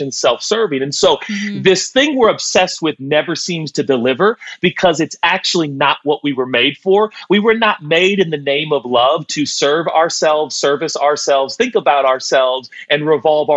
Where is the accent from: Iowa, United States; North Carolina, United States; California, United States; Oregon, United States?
Oregon, United States; Portland; I was born and raised in Portland.